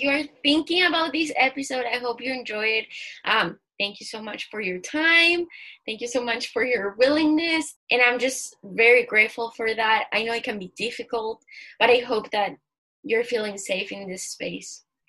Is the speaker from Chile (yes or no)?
yes; Chile; I'm from Chile